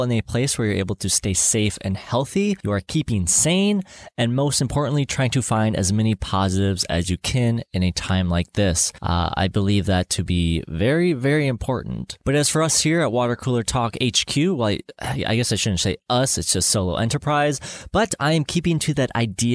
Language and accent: English; Minnesota, United States; growing up in Minnesota, something we both share in common.